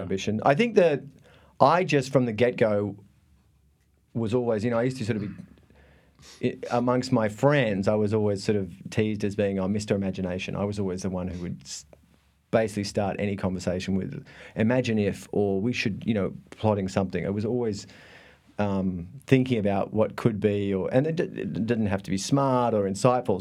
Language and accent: English; Thredbo, New South Wales, Australia; moved away; I am from a tiny, tiny remote part of Australia called, oh, I was born in a, in a ski resort